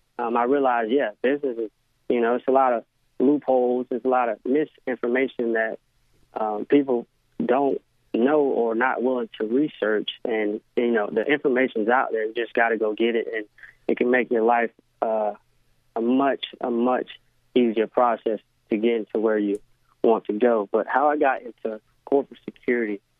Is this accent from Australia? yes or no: no; Orlando, Florida, United States; come back to Orlando, my hometown, and, you know, represent Apopka football